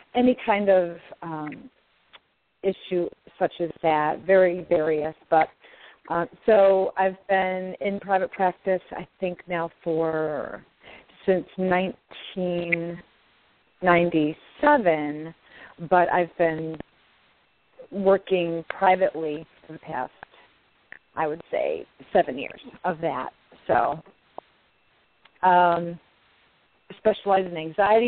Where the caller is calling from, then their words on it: upstate New York, United States; I'm calling from New York